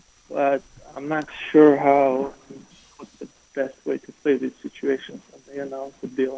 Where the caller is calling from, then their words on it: Florida, United States; I'm calling from Florida.